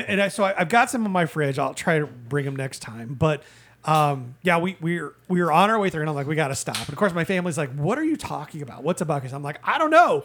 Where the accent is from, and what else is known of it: Indiana, United States; born or raised there; moved away